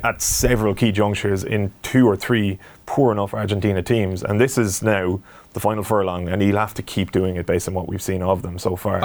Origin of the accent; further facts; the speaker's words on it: Ireland; as an Irish sports fan